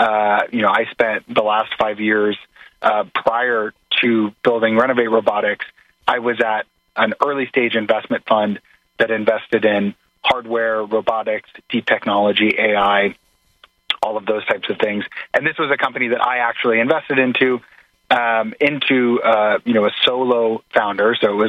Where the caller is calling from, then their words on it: Brooklyn, New York, United States; I'm calling in from New York in the Navy Yard here in Brooklyn.